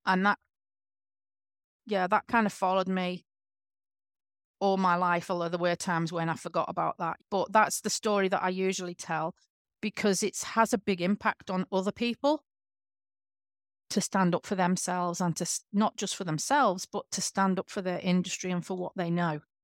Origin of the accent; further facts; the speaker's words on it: England, United Kingdom; now in Western Australia, Australia; I'm from England